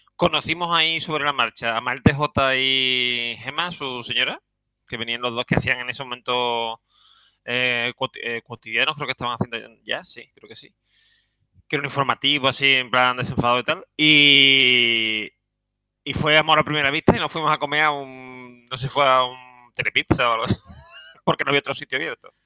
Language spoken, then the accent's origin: Spanish; Seville, Andalusia, Spain; soy un sevillano